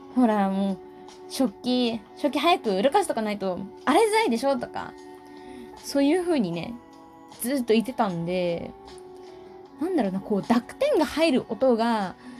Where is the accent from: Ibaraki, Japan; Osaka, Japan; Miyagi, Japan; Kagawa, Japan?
Miyagi, Japan; accent: Miyagi dialect; now in Tokyo, Japan; 私東北東北って言ってるんですけど宮城県から出てきたんですけど